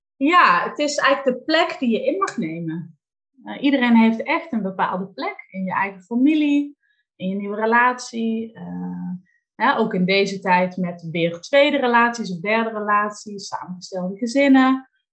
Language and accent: Dutch; North Limburg, Netherlands; now in Valkenswaard, Netherlands; Ik ben geboren in Noord-Limburg